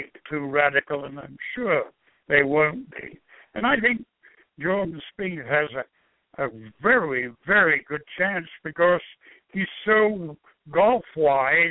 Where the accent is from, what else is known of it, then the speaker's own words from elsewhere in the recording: England, United Kingdom; moved away as an adult; now in United States; an English-born person who thoroughly enjoyed 37 years of living here